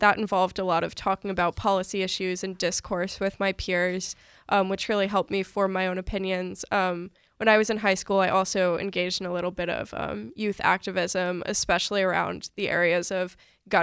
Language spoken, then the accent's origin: English; Providence, Rhode Island, United States; moved away as an adult; now in Boston, United States; I'm from Rhode Island, which is a pretty solidly Democratic state.